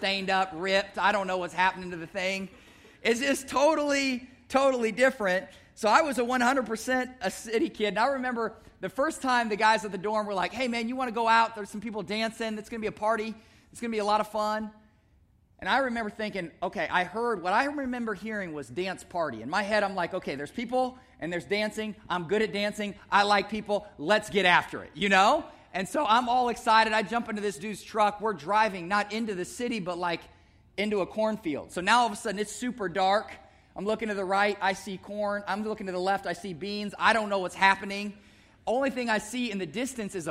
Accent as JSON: {"language": "English", "town": "Omaha", "region": "Nebraska", "country": "United States", "tie": "born or raised there", "said": "I grew up right here in Omaha. I grew up in North Omaha, played basketball at North Omaha."}